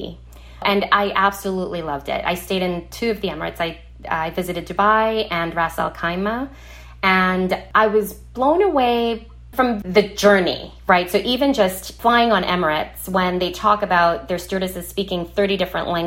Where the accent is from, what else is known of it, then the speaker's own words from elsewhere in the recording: Trinidad & Tobago; moved away; my childhood growing up in Trinidad in the Caribbean.